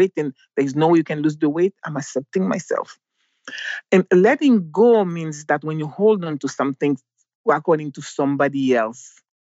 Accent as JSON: {"language": "English", "country": "Haiti", "tie": "born or raised there", "also_born_or_lived": "Mexico / Jamaica / San Diego, California, United States", "moved": "as an adult", "said": "Growing up in Haiti"}